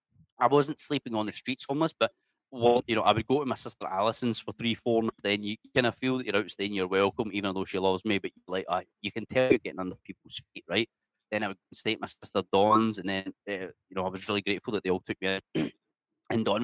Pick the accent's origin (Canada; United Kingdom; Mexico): United Kingdom; Scotland; accent: Scottish; moved away as an adult; now in Indonesia; I'm from Scotland.